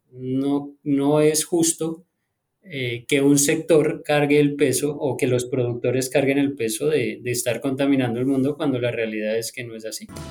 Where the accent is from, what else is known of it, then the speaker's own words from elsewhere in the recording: Bogotá, Colombia; moved away as an adult; now in United States; yo nací en Colombia, en Bogotá